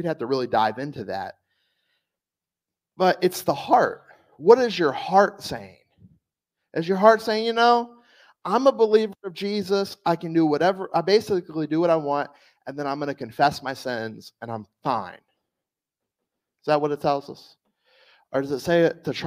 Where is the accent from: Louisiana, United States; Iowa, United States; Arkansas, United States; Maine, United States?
Louisiana, United States; South; moved away; I'm from South Louisiana.